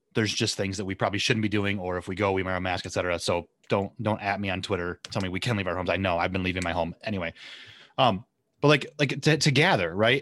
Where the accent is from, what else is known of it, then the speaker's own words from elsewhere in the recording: Southwest Michigan, United States; moved away as an adult; also born or lived in Oceanside, California; I grew up in, uh, Southwest Michigan